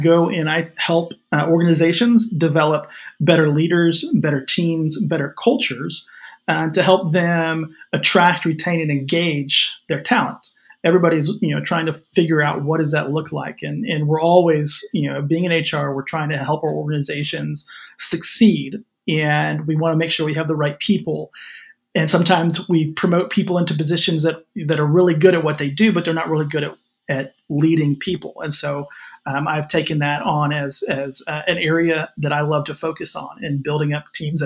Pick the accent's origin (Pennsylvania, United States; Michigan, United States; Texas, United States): Texas, United States; West; my hometown out here in West Texas